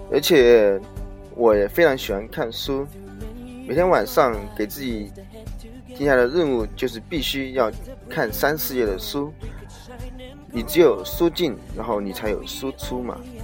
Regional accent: Wuhan, Hubei, China; 今年二十四岁，老家是来自于湖北武汉

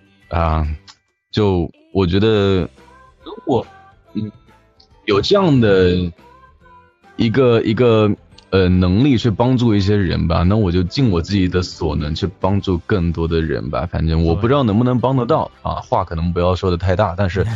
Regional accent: Xiamen, Fujian, China; 我是厦门的啊。

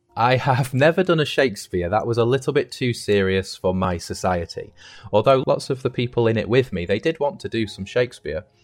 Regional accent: United Kingdom; moved away as an adult; now in Shandong, China; I'm from the UK.

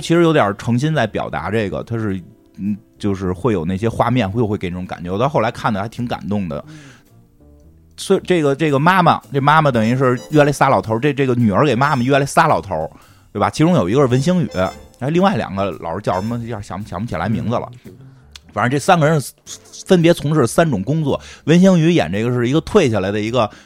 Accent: Beijing, China; 咱们很，北京人

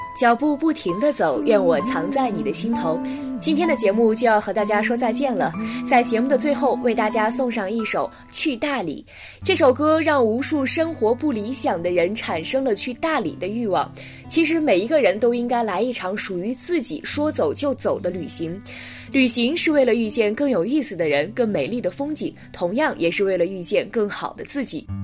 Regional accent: Lanzhou, Gansu, China; now in Beijing, China; 我的家乡兰州

